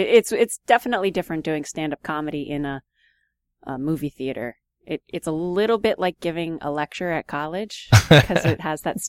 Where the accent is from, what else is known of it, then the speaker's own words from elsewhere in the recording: Easton, United States; I mean, it's cool because, you know, I grew up in Easton, so I like to do as many, you know, local things as possible.